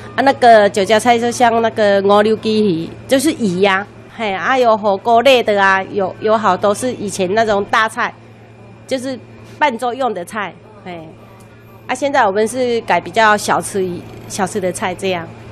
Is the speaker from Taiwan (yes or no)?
yes; Lukang, Changhua County, Taiwan; moved away as an adult; also born or lived in Taipei; 我们也是小，小孩子也是在鹿港出生的嘛